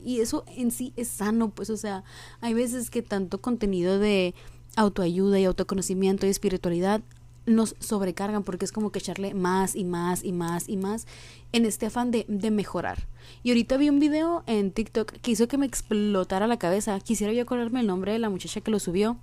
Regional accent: Sonora, Mexico; soy de Sonora y aquí es un pinche desierto infernal

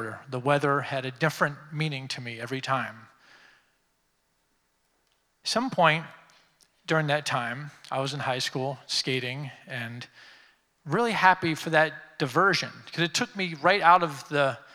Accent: Washington, District of Columbia, United States; I grew up here in Washington. I lived here my entire life

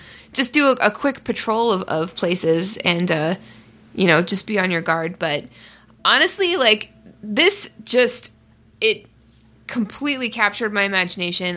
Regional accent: Canada; as a Canadian

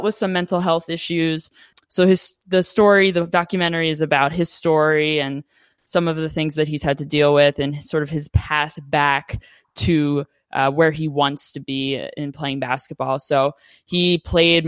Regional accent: Philadelphia, Pennsylvania, United States; moved away as an adult; also born or lived in Chicago area; now in Wisconsin, United States; I'm originally from Philadelphia, Pennsylvania

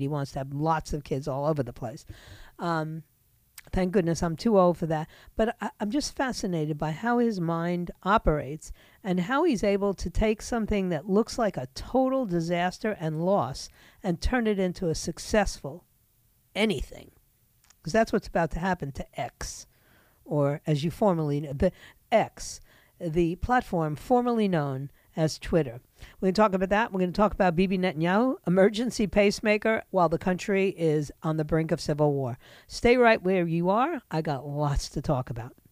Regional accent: New York City, New York, United States; moved away as an adult; also born or lived in Vermont; now in South Florida, United States; I'd been born and raised in New York

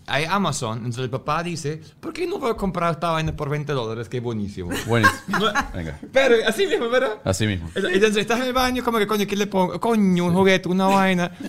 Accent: Germany; No, y también soy, soy alemán y también ver eh, cuando la niña, tengo una niña

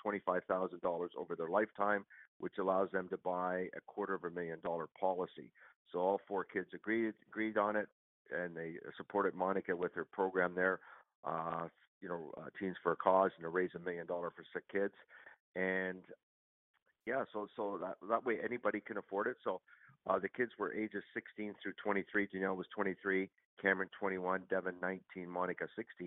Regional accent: Mississauga, Ontario, Canada; I grew up in Mississauga, just west of Toronto.

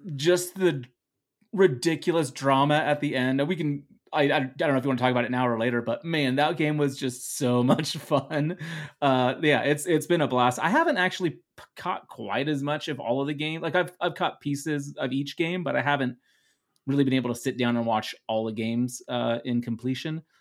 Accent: Netherlands; English is a second language; English is my second language. I am from the Netherlands

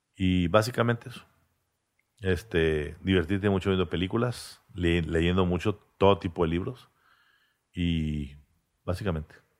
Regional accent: Monterrey, Nuevo León, Mexico; mis padres nacieron, eh, se casaron y vivían en el centro de Monterrey, como mis abuelos. Y ahí nací yo. De ahí nos fuimos a Vista. A los 15 años al country

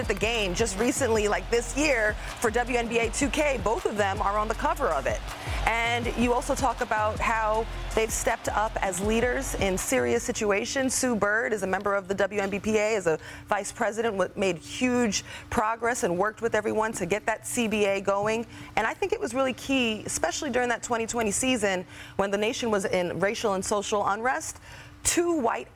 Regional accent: New York City, New York, United States; I'm from Queens

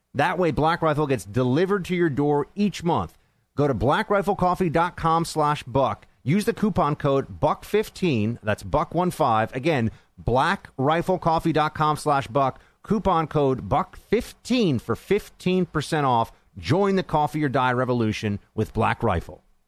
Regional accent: New York, United States; here in New York State, my home state

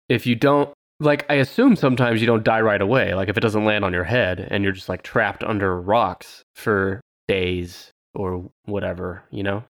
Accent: Southern California, United States; moved away; also born or lived in Oklahoma; I'm from Southern California

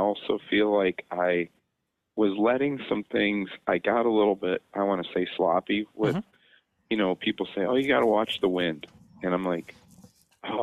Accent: Illinois, United States; I'm a veterinarian from Illinois

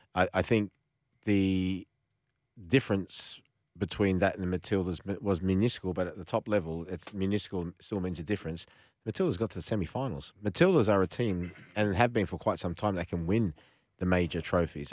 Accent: Australia; I've got an ethnic background, but I'm Australian. I was born here

